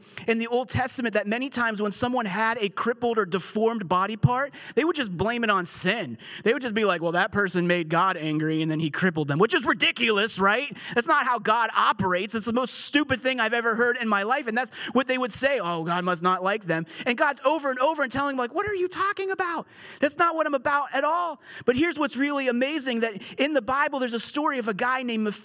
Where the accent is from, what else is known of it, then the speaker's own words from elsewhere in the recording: United Kingdom; I'm British